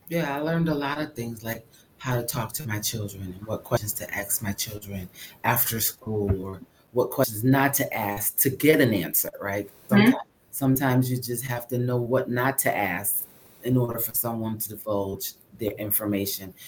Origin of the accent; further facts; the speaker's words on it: Connecticut, United States; moved away as an adult; also born or lived in Birmingham, Alabama / Bridgeport, Connecticut; now in New Jersey, United States; I'm from Connecticut